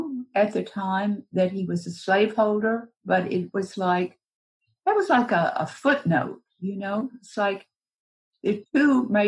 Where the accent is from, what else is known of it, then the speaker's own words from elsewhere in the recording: Middle Tennessee, United States; moved away; also born or lived in New York City, United States / Berkeley, California, United States; I'm originally from Tennessee, Middle Tennessee